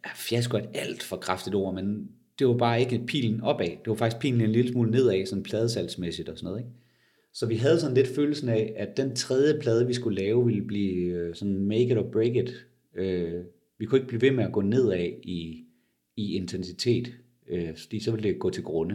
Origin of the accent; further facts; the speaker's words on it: Denmark; som danskere